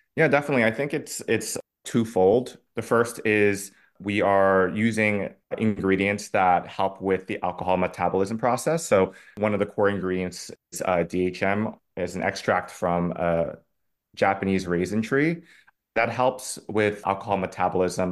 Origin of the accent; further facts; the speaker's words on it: Singapore; moved away as an adult; now in New York City, United States; I grew up in Singapore, so predominantly Asian, East Asian community